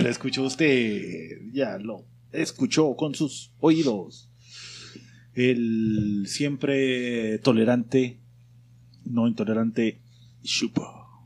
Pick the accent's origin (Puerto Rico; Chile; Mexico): Mexico; como mexas